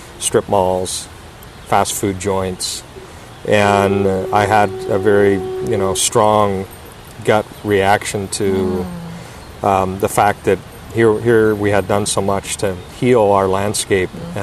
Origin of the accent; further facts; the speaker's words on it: a northern Canadian mining town, Northern Canada, Canada; I grew up in a northern Canadian mining town that had significant environmental devastation due to the mining industry.